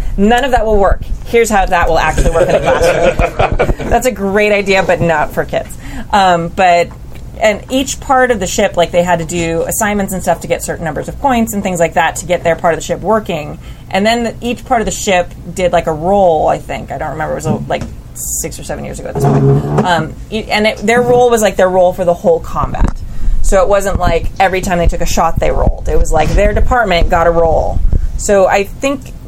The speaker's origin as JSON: {"language": "English", "region": "California", "country": "United States", "said": "we're from California."}